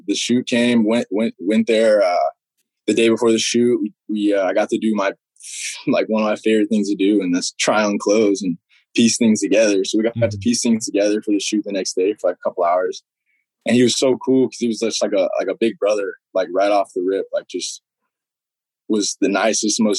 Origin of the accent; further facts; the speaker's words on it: Utah, United States; growing up in Utah